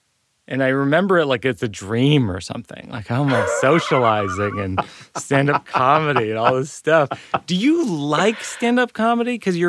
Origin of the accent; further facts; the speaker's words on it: Shrewsbury, Massachusetts, United States; I'm 43 with a child. You grew up in Florida. I grew up in Shrewsbury, the Florida of Massachusetts.